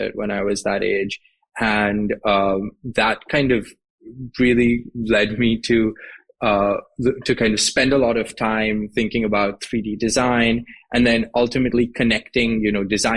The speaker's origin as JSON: {"language": "English", "town": "Mumbai", "region": "Maharashtra", "country": "India", "tie": "born or raised there", "moved": "as an adult", "said": "So I grew up in Mumbai in India. I was in Mumbai until I basically went to college"}